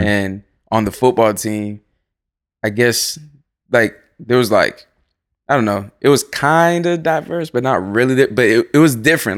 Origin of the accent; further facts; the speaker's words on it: Florida, United States; moved away as an adult; also born or lived in Salem, Massachusetts / Boston, Massachusetts; now in Los Angeles, United States; I was raised in Florida